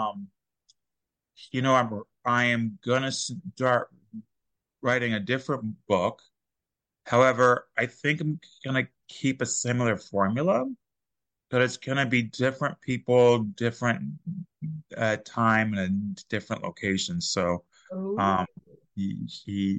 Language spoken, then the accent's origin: English; Texas, United States; I'm from Texas